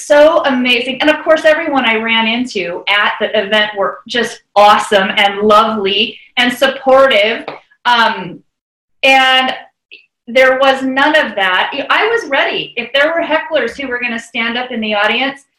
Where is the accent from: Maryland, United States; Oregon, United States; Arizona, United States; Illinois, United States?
Oregon, United States; Bend; in Bend, Oregon, in my hometown